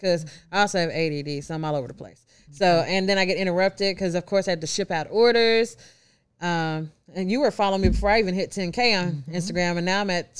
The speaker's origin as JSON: {"language": "English", "town": "Memphis", "region": "Tennessee", "country": "United States", "said": "I'm from Memphis."}